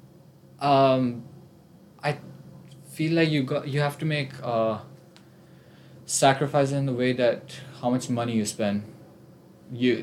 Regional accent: India; moved away as an adult; I came from all the way across the world, I'm from India.

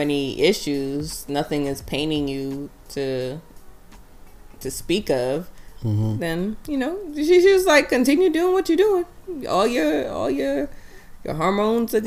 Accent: New York, United States; I'm a New Yorker in Baltimore

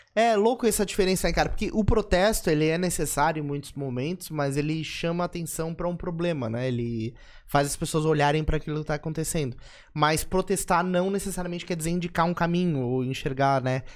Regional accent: São José, Santa Catarina, Brazil; eu sou de São José

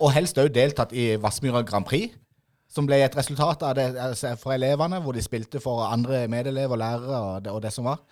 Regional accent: Idrettsparken, Agder, Norway; jeg er jo født og oppvokst i Idrettsparken

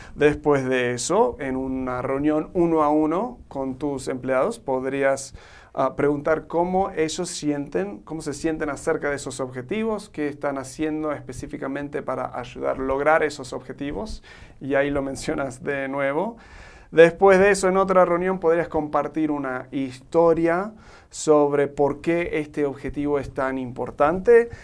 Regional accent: Argentina; born or raised there; now in Mexico

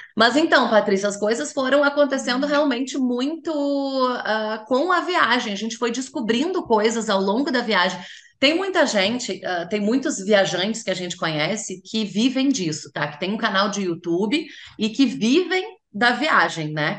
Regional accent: Porto Alegre, Rio Grande do Sul, Brazil; eu sou natural de Porto Alegre

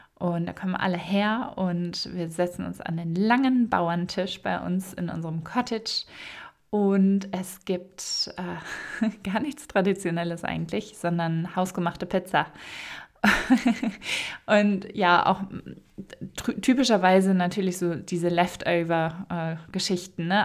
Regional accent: Münsterland, Ruhr area, North Rhine-Westphalia, Germany; moved away; Ich komme ja aus der Ecke Münsterland, Ruhrgebiet

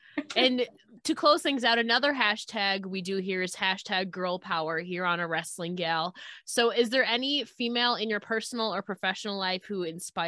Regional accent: Buffalo, New York, United States; I'm from Buffalo.

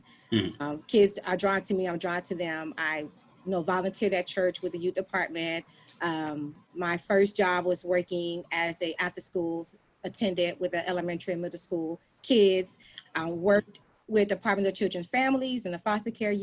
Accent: Miami, Florida, United States; now in Prince George's County, Maryland, United States; I am originally from Florida, born and raised in Miami, Florida County

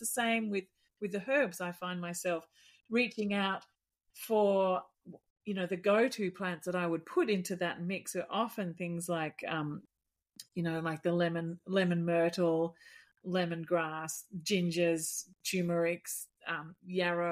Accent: Melbourne, Victoria, Australia; moved away; I was born in Mitcham in near Ringwood in Melbourne.

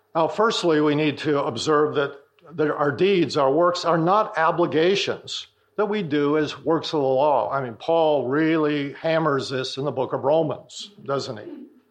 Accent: North Dakota, United States; I'm from North Dakota, so I've seen a lot of this happening growing up in farming communities

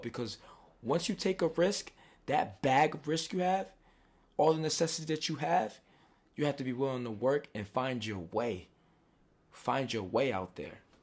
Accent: Providence, Rhode Island, United States; I am from Providence, Rhode Island

